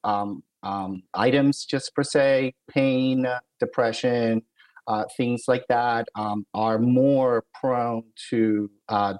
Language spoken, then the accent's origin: English; Philadelphia, Pennsylvania, United States; moved away as an adult; also born or lived in New Haven, Connecticut; I'm originally from Philadelphia, so I stayed in the Northeast